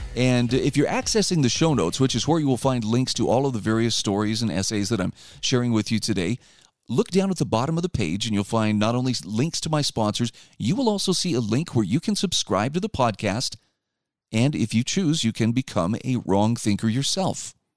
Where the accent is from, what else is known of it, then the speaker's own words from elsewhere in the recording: Utah, United States; my home state of Utah